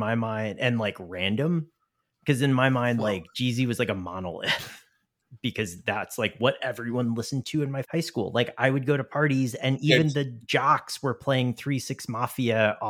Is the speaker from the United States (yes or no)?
yes; the South, United States; I would say that I am from the South, despite my like not really having an accent.